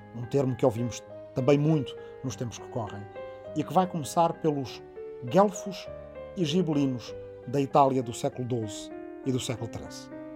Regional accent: Arrifana, Portugal; moved away; also born or lived in Massachusetts, United States / Azores; minha aldeia de Arrifana

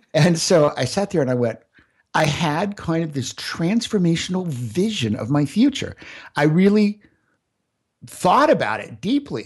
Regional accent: Central Florida, United States; I grew up out in Central Florida

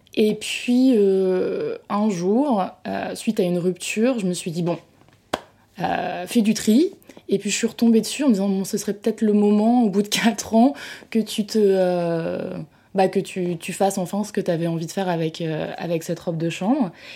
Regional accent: France; je me sens française

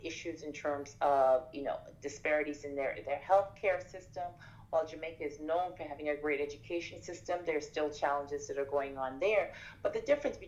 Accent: Turks & Caicos Islands; moved away; also born or lived in Haiti; I'm originally from Turks and Caicos. I'm Haitian, but I was born and partly raised in the Turks and Caicos, which is a British overseas territory.

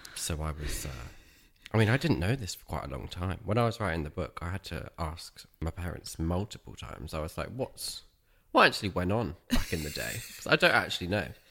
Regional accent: Dorchester, South West England, United Kingdom; I grew up in Dorset, in the county town of Dorchester, which is southwest of the U K.

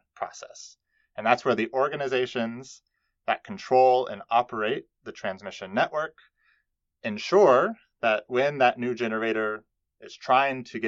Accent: Texas, United States; I grew up in Texas

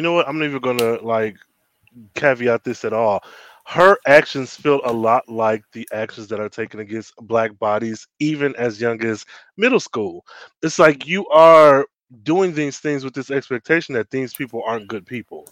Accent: United States

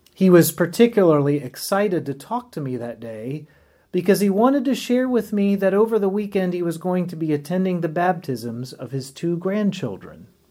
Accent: Winston-Salem, North Carolina, United States; now in Richmond, United States; my hometown of Winston-Salem, North Carolina

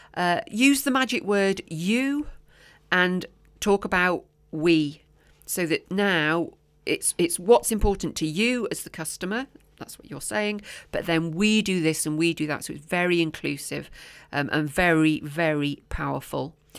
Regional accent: Oswestry, West Midlands, United Kingdom; Oswestry, my, my hometown

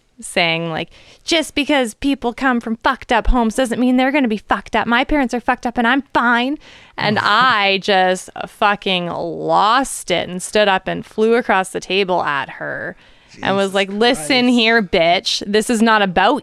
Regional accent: Port Coquitlam, British Columbia, Canada; I'm from Southside Poco

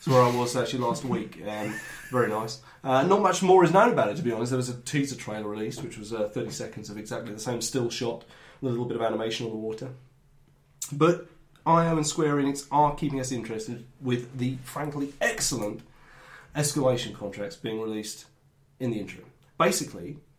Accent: Peckham, London, United Kingdom; I'm from Peckham, actually. Originally.

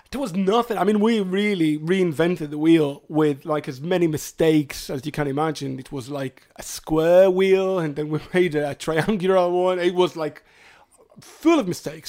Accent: Hadera, Haifa District, Israel; moved away; I'm from Khadera originally

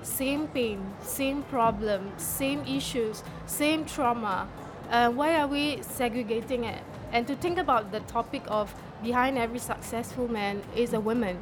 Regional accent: Singapore; I'm from Singapore

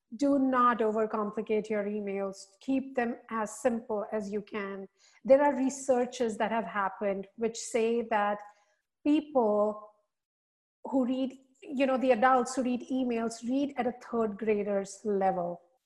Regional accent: India; moved away as an adult; also born or lived in Singapore; now in United States; I am born and raised in India.

